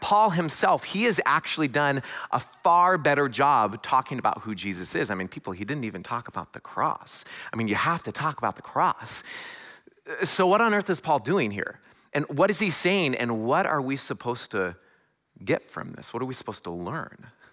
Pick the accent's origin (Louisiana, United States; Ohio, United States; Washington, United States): Washington, United States; a little north of Seattle; moved away as an adult; also born or lived in Southern California / Silicon Valley; now in Midwest, United States; am originally from, uh, the West Coast. I was born a little north of Seattle